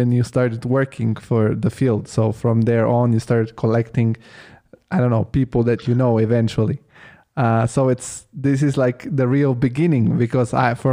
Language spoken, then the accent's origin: English; Italy; moved away as an adult; now in Germany; I grew up in Italy, my parents are still in Italy